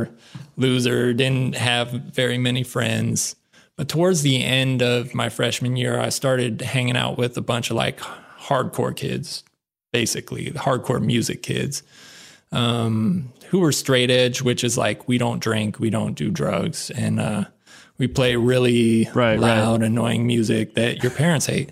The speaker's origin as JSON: {"language": "English", "town": "Reno", "region": "Nevada", "country": "United States", "tie": "born or raised there", "moved": "yes", "said": "I grew up in Reno, Nevada."}